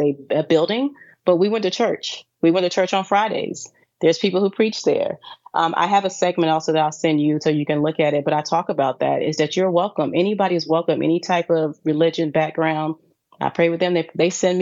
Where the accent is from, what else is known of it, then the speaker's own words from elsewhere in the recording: Raleigh, North Carolina, United States; moved away as an adult; also born or lived in Charlotte, North Carolina; now in Dubai, United Arab Emirates; I actually grew up in Raleigh, North Carolina